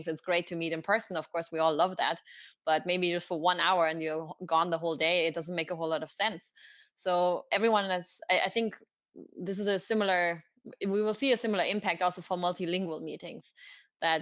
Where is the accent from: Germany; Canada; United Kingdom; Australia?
Germany; Oberhausen, North Rhine-Westphalia; English is a second language; moved away as an adult; also born or lived in Galway, Ireland; It's my hometown. It's called Oberhausen